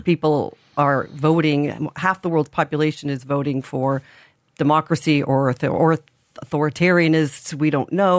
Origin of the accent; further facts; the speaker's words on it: Indiana, United States; now in Ireland; I'm from Indiana, not Iowa, often confused